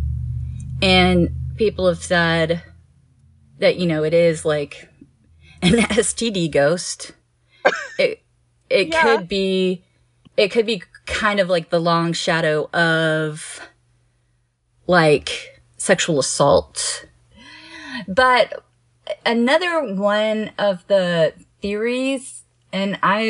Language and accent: English; Houston, Texas, United States; I grew up in Houston